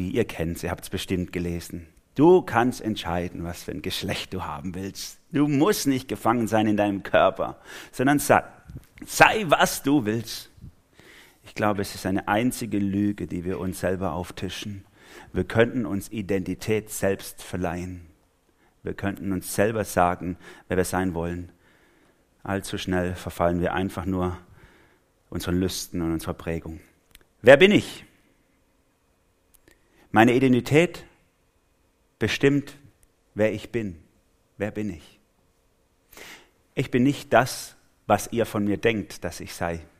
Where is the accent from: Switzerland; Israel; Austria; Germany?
Germany; Swabia; Also ich bin Schwabe, falls ihr es noch nicht gemerkt habt.